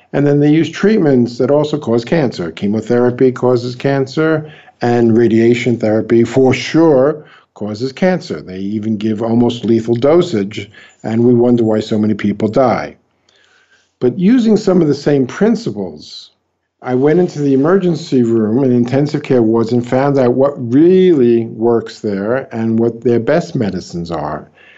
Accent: New York, United States; now in Brazil; New York.

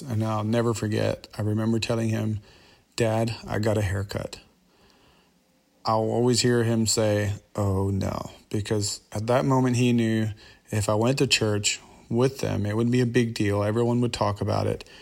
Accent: Kentucky, United States; also born or lived in Lancaster, Pennsylvania; my dad moved to Kentucky when I was nine years old

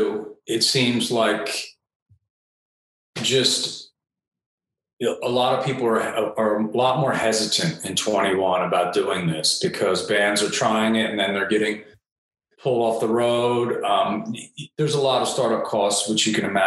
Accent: Delaware, United States; moved away as an adult; after I moved away from Delaware

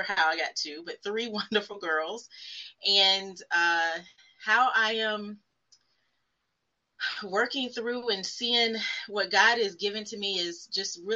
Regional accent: Fayetteville, North Carolina, United States; moved away as an adult; also born or lived in Charlotte, North Carolina; now in Richmond, United States; I am originally from Fayetteville, North Carolina

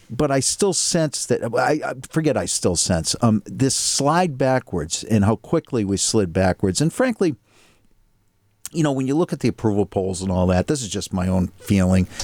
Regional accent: Needham, Massachusetts, United States; relative privilege growing up in Needham, Massachusetts

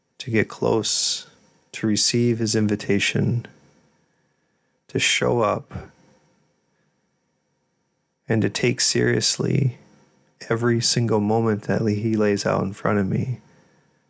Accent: South Dakota, United States; I'm from South Dakota

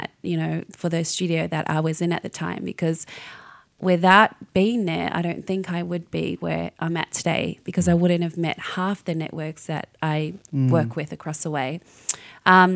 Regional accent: New Zealand; I'm from New Zealand, so I'm a little Māori girl

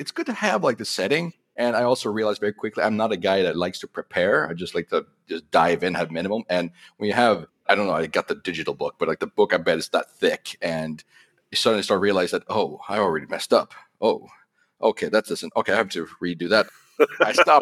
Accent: Sweden; I'm from Sweden

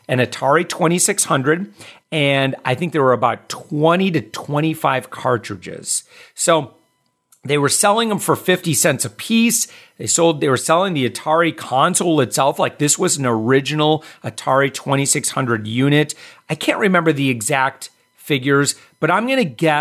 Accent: Midwest, United States; also born or lived in Wisconsin / Michigan; I grew up in the Midwest. I grew up in Wisconsin, Michigan

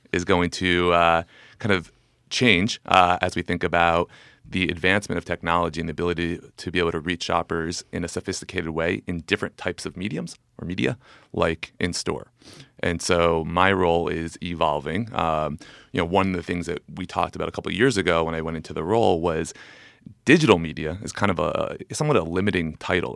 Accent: New Jersey, United States; born or raised there; also born or lived in New York

